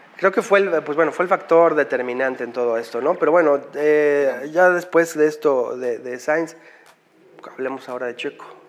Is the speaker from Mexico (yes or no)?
yes; Mexico; como fans mexicanos